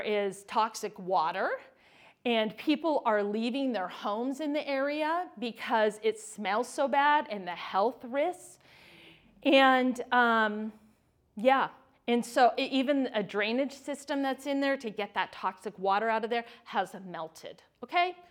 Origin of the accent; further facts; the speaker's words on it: California, United States; moved away; I was born and raised in California